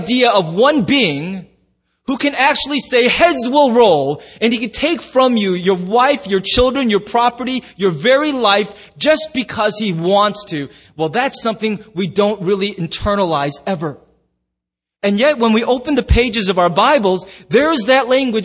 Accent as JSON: {"language": "English", "country": "United States"}